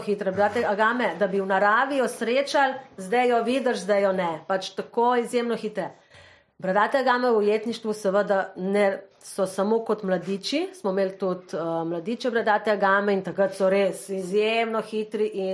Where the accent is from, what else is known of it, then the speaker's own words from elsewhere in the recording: Slovenia; smo Slovenci